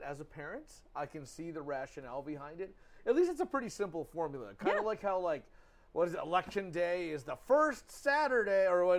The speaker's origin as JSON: {"language": "English", "town": "Detroit", "region": "Michigan", "country": "United States", "also_born_or_lived": "Columbus, Ohio", "moved": "yes", "said": "I'm from Detroit."}